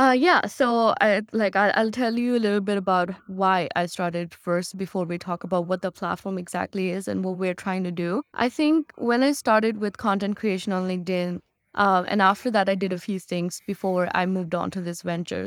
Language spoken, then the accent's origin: English; Chandigarh, India; moved away as an adult; now in Canada; me living in Chandigarh and me being an Indian